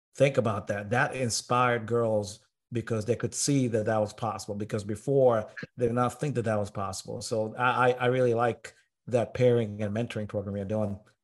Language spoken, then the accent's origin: English; Tanzania; now in United States; I was born and raised in Tanzania before I moved to America